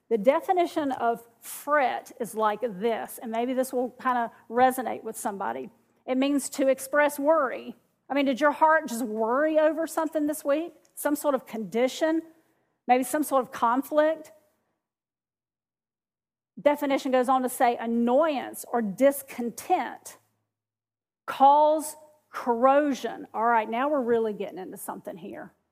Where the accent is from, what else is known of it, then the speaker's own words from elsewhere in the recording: the South, United States; Well, when I got to here, which I'm from the South, you can't tell, can you? I'm from the South, but when I moved to this South South